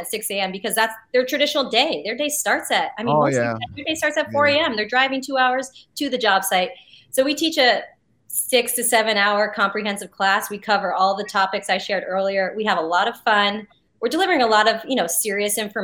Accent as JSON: {"language": "English", "region": "New Jersey", "country": "United States", "said": "I'm from Jersey too."}